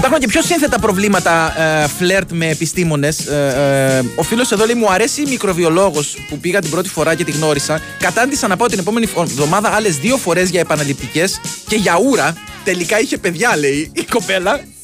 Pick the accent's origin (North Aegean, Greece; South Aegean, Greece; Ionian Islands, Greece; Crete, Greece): Crete, Greece; Mylopotamos; στο χωριό μου στις αλόιδες του Μιλοποτάμου